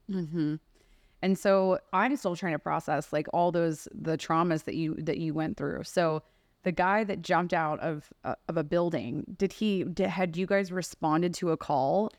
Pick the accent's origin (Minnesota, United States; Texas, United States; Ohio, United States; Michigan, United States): Texas, United States; I grew up in Texas where we're going to, like, you know, deer camps